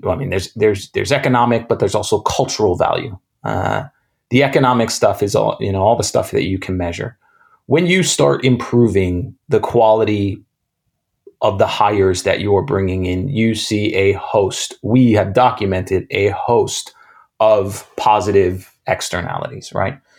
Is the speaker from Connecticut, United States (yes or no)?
no; New York City, New York, United States; I grew up in New York City, in Manhattan, um, in the 80s and 90s